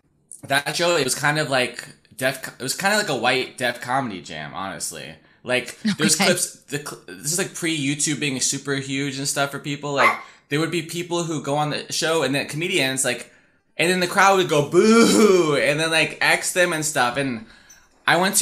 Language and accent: English; United States; I'm American